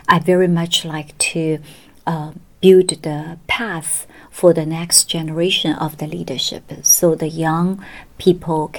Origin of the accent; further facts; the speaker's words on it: Shanghai, China; moved away as an adult; also born or lived in Beijing / United States; I was born in Shanghai and went to Peking University Law School